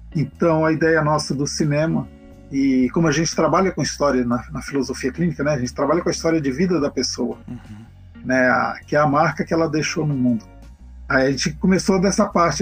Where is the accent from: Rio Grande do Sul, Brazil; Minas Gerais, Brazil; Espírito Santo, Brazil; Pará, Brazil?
Pará, Brazil; Belém; now in Campinas, Brazil; eu sou de Belém, né, do Pará